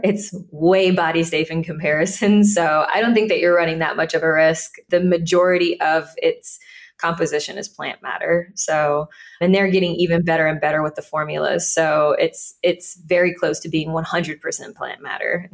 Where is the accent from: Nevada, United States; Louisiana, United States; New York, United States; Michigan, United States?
Louisiana, United States; Deep South; I grew up in Deep South Louisiana